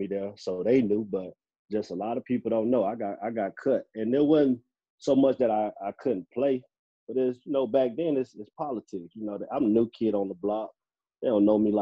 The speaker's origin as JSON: {"language": "English", "town": "Belle Glade", "region": "Florida", "country": "United States", "tie": "born or raised there", "also_born_or_lived": "Wellington, Florida", "moved": "yes", "said": "I'm born and raised in Belgrade, Florida."}